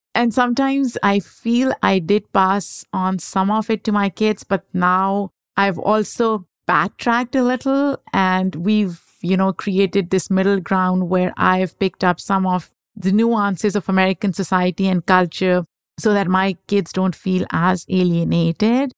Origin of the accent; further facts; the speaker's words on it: Pakistan; moved away; I grew up in Pakistan